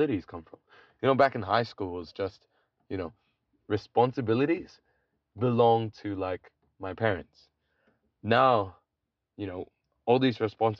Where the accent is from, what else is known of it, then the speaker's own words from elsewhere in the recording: Adelaide, South Australia, Australia; we're both from the same high school, as we already mentioned, and we come from Adelaide, South Australia